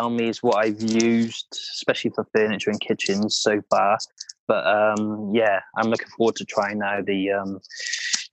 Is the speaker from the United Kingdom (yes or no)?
yes; Wales, United Kingdom; accent: Welsh twang; my Welsh twang